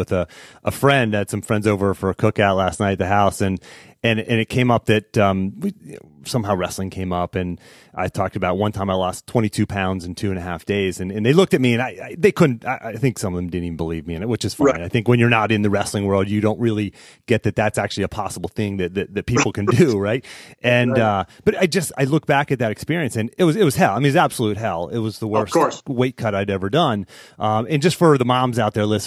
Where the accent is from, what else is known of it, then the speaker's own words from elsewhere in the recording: Pittsburgh, Pennsylvania, United States; we grew up in Pittsburgh